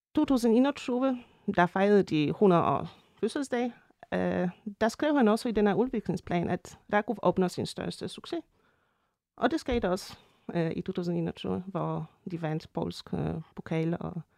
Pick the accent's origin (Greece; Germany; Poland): Poland; Częstochowa, Silesian Voivodeship; moved away; jeg kommer fra Shestjova